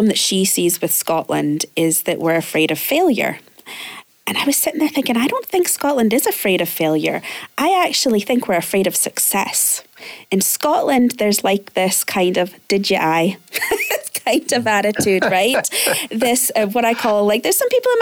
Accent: Canada; now in Glasgow, United Kingdom; I'm originally Canadian

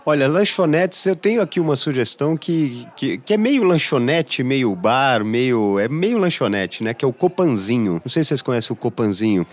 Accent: São Paulo, Brazil; eu sou paulistano, eu nasci e fui fui criado aqui

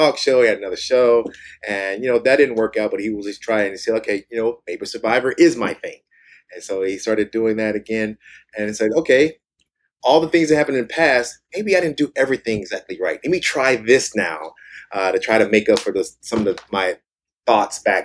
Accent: Kansas, United States; moved away; also born or lived in Washington / California; We're both from Kansas, both went to school in Washington, moved to California

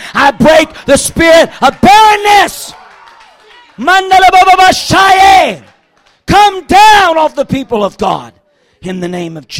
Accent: United States; as an American

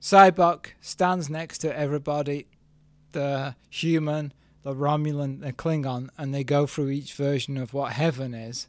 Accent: England, United Kingdom; I'm still English

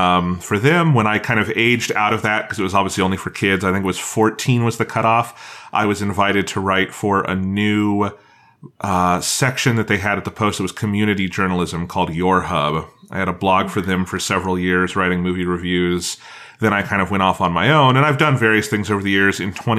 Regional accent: Colorado, United States; moved away as an adult; also born or lived in Boulder, Colorado; now in Iowa, United States; I was born here in Iowa, grew up in Colorado, got those degrees in Boulder.

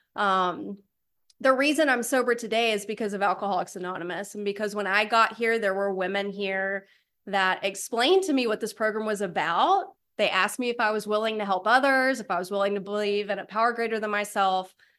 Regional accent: East Tennessee, United States; moved away as an adult; also born or lived in Alabama; now in Raleigh, United States; I did grow up a poor white trash in a trailer in East Tennessee

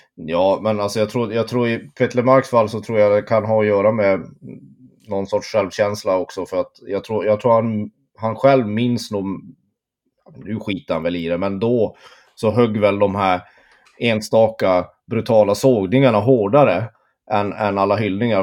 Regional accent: Tornedalen, Norrbotten County, Sweden; jag är halvt uppvuxen i Tornedalen, och i Torne, vid Torneälven

